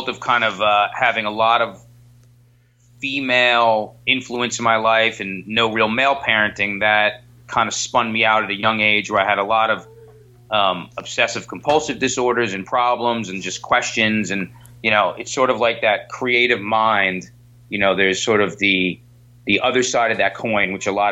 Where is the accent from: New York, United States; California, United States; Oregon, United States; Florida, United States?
New York, United States; I'm a born and bred New York kid